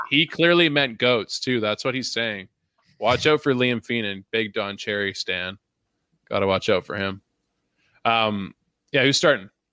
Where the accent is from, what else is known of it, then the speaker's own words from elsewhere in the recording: Canada; as a Canadian